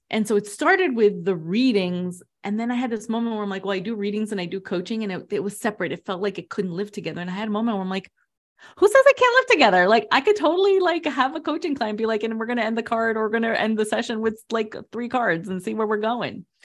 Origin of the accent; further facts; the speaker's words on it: New Jersey, United States; also born or lived in Queens, New York; I was born in Queens, raised in New Jersey with Latin American parents